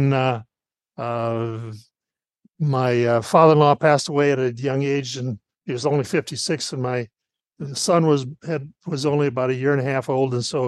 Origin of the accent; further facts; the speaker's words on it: Iowa, United States; moved away as an adult; also born or lived in upstate New York; I'm originally from Iowa. And after I graduated, I was in the Marine Corps for a while